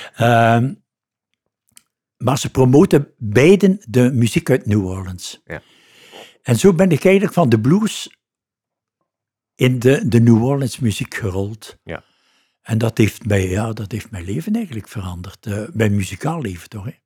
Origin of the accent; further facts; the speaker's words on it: Ghent, Flanders, Belgium; Ik ben daar geboren. Oké. Ik ben in de Lange Steenstraat geboren. En uh, ben nooit eigenlijk 200 meter uit mijn buurt